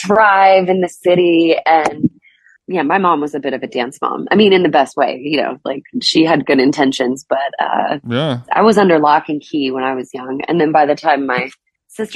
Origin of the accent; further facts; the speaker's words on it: Illinois, United States; moved away as an adult; I'm a Illinois native